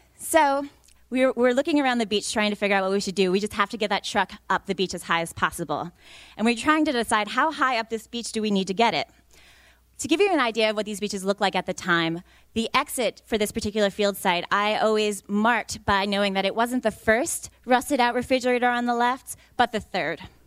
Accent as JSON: {"language": "English", "region": "New York", "country": "United States", "moved": "yes", "said": "I'm from New York originally"}